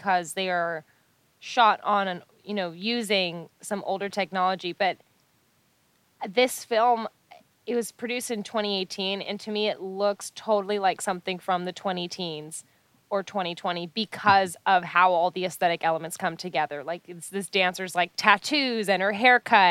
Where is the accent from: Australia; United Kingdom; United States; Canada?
Canada; as a Canadian